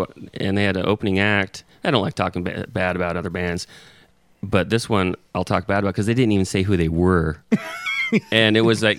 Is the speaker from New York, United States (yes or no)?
no; Tacoma, Washington, United States; I was born here in Tacoma back in '73, and went to Tacoma Baptist High School and played several sports.